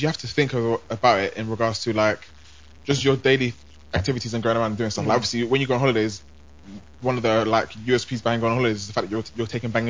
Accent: United Kingdom; I'm British. I'm black.

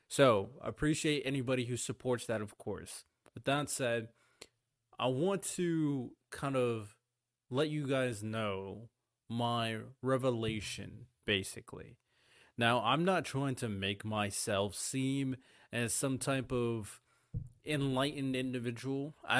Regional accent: Hawaii, United States; I grew up in Hawaii. Very interesting individual area. I grew up Samoan and Jamaican.

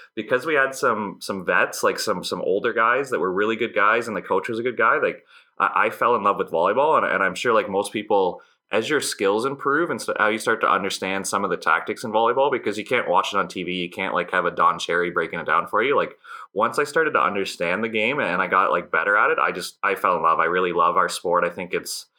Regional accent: Brussels, Ontario, Canada; I grew up in Brussels, Ontario, which for our listeners is like a town. It might be 800 people in Midwestern Ontario

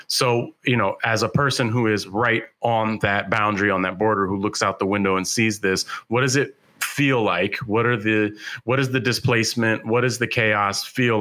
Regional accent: San Francisco, California, United States; I grew up in California in San Francisco

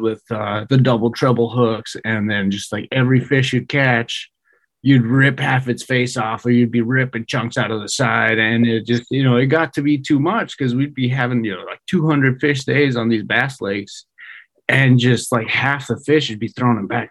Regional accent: Mexico; moved away as an adult; also born or lived in San Diego / Bay Area; I was born and raised in Mexico

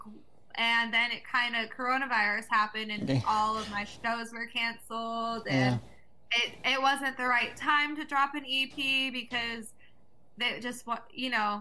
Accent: Avalon, California, United States; also born or lived in Atlanta, Georgia; I grew up off of the coast of Long Beach, California

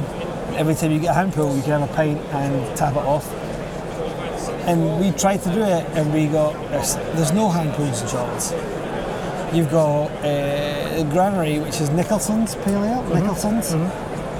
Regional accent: Scotland, United Kingdom; I like being a Scottish brewer.

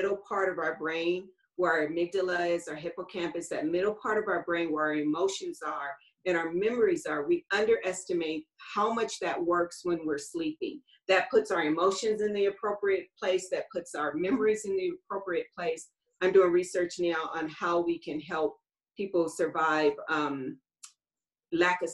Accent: Los Angeles, California, United States; I grew up in Los Angeles

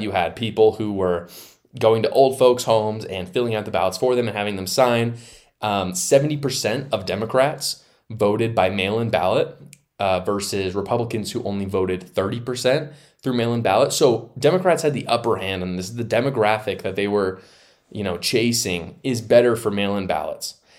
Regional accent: Utah, United States; here in my home state of Utah

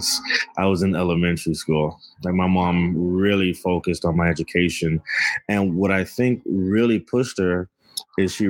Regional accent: Miami, Florida, United States; moved away as an adult; now in Boston, United States; I grew up, born and raised in Miami, Florida

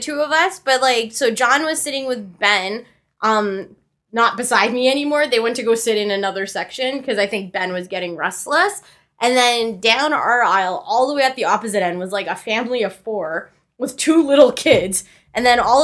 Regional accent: Canada; we're Canadian

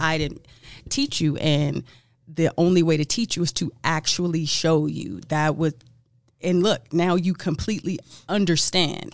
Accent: Los Angeles, California, United States; I'm from Los Angeles, land of the hookups

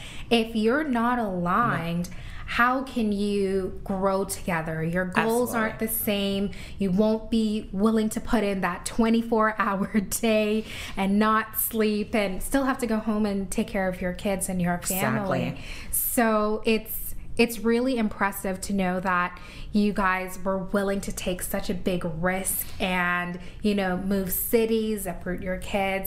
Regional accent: Hamilton, Ontario, Canada; also born or lived in Mississauga; I'm from Hamilton

